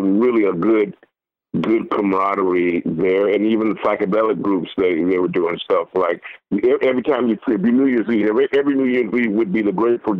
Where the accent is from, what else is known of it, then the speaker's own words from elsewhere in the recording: San Francisco, California, United States; I'm from San Francisco.